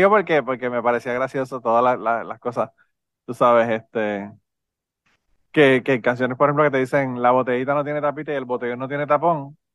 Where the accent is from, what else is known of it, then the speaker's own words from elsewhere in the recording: Utuado, Puerto Rico; Mi yo soy de Utuado también